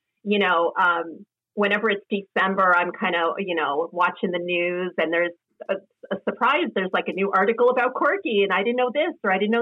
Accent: East Coast, United States; I grew up in a city. I grew up on the East Coast

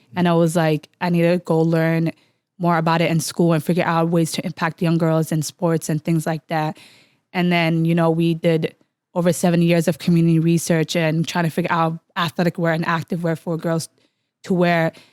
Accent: Minneapolis, Minnesota, United States; growing up in Cedar

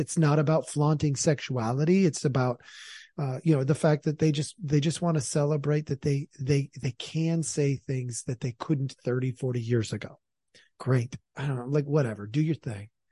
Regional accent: Portland, Oregon, United States; moved away; also born or lived in Idaho; I'm not actually from Idaho. I'm from Oregon.

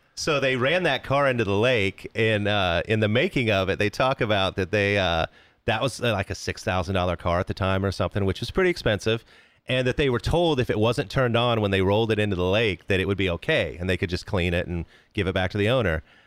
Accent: Wichita, Kansas, United States; I was growing up in Wichita, Kansas

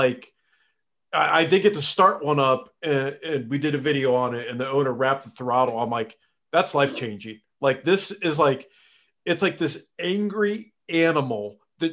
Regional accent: Northeast Ohio, United States; I was raised around bracket racing growing up in Northeast Ohio

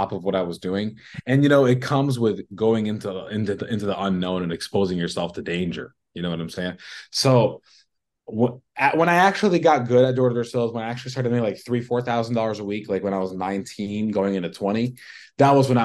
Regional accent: Chicago, Illinois, United States; also born or lived in Brooklyn, New York / California; I'm from Brooklyn. I grew up in the Sheepshead Bay Area from the ages of, 1 to 7. And then my family moved to California. And of course, I went with them. And then when I was 10, we all moved to Chicago.

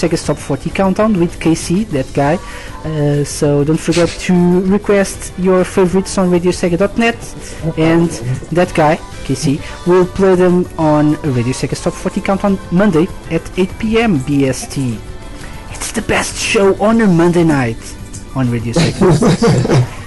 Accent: Portugal; accent: Portuguese; my wonderful Portuguese accent

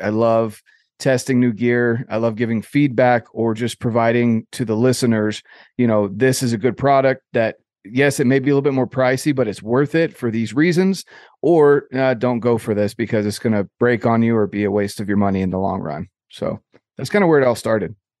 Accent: North Carolina, United States; I grew up in North Carolina, so on the East Coast of the U S

